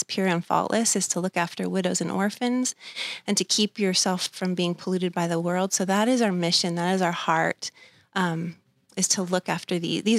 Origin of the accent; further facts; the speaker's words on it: Thousand Oaks, California, United States; I was born in Thousand Oaks, Los Robles Hospital, born and raised, went to Newbury Park High School.